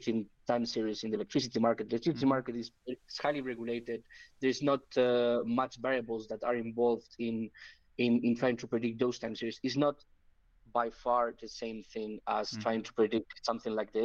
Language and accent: English; Spain; I'm from Spain.